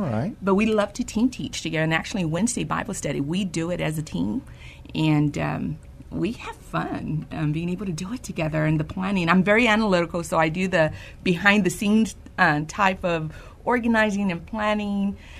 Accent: San Antonio, Texas, United States; Born and raised in San Antonio

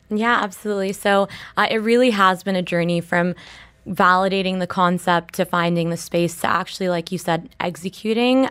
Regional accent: Dubai, United Arab Emirates; we grew up in Dubai, you really do grow up with the city

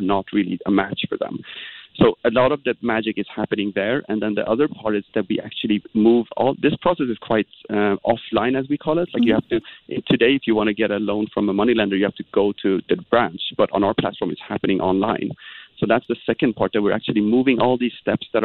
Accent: Sweden; moved away; I'm actually from Sweden

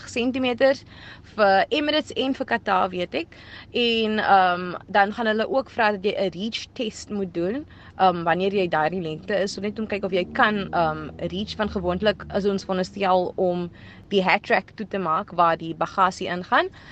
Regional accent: Cape Town, Western Cape, South Africa; first language Afrikaans; ek's van Ravensmead en om in Ravensmead op te groei

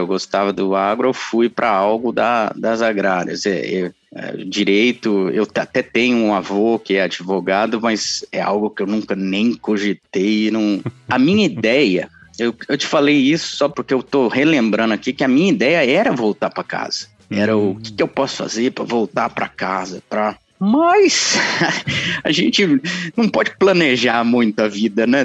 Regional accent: São José do Rio Pardo, São Paulo, Brazil; eu cresci em São José do Rio Pardo

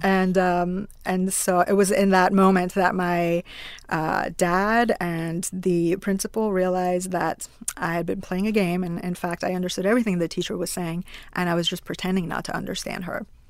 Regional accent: Iran; moved away; also born or lived in Pittsburgh, Pennsylvania, United States; my story growing up in Iran.

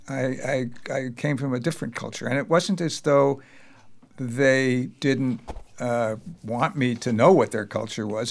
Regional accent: New York, United States; also born or lived in Bombay, India; I grew up as a child in, in New York

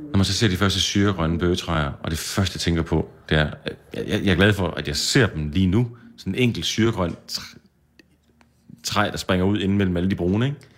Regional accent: Jutland, Denmark; Bunden var jeg godt klar over. Det har jeg tjekket på. Jeg er fra Jylland.

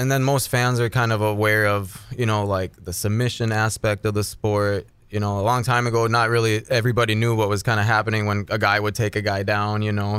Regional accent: Ada, Minnesota, United States; I'm from Ada, Minnesota.

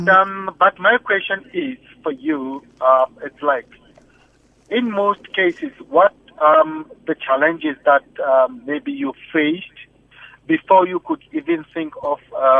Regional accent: Bulawayo, Zimbabwe; now in South Africa; I'm originally from Bulawayo

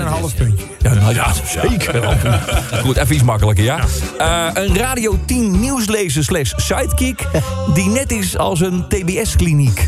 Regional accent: Utrecht, Netherlands; accent: plat Utrecht; want ik kom zelf ook uit Utrecht, officieel. Ik ben geboren op de Amsterdamse Straatweg

